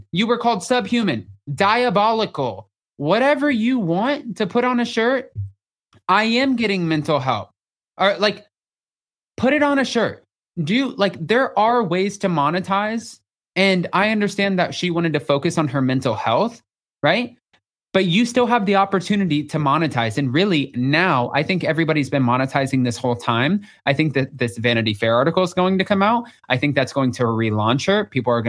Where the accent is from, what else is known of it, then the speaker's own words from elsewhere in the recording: the South, United States; Guys, I'm still from the South and I went to 11 different schools and I don't know how to pronounce everything.